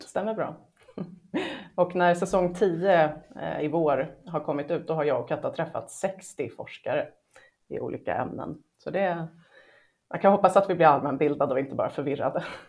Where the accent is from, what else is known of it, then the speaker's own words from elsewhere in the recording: Hälsingland, Gävleborg County, Sweden; moved away as an adult; now in Stockholm, Sweden; Jag är född i Stockholm, men när jag var ett halvår så flyttade mamma och pappa eh, tillbaka till pappas hus i Hälsingland.